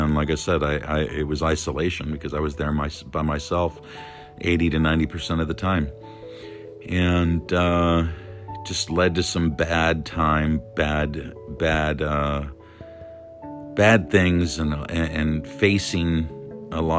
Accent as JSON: {"language": "English", "region": "California", "country": "United States", "also_born_or_lived": "Las Vegas", "said": "California, my home state"}